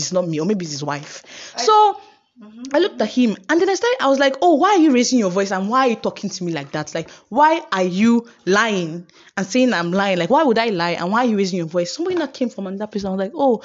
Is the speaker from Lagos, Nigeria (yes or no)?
no; Uyo, Akwa Ibom, Nigeria; I'm from Uyo and I get people in Uyo